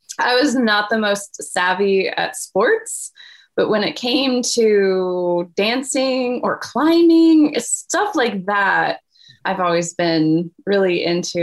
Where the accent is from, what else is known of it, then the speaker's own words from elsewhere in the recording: Kansas City, United States; moved away as an adult; also born or lived in Taiwan; I grew up in Kansas City. That's where I live now, in Kansas City. And I've been in and out, but grew up just in the suburbs of Kansas City